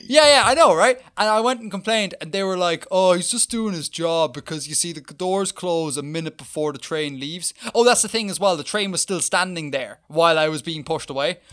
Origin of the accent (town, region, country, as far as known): Ireland